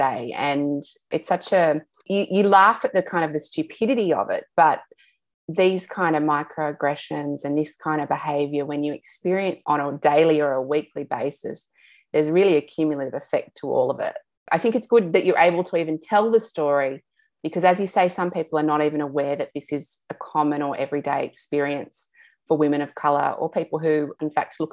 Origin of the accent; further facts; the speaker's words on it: Sydney, New South Wales, Australia; I'm born and bred in Sydney